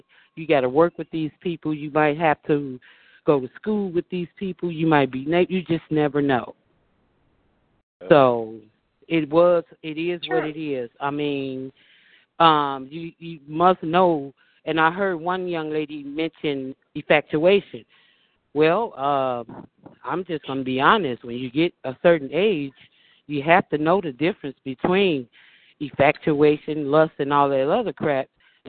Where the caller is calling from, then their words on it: Chicago, Illinois, United States; I'm calling from Rogers Park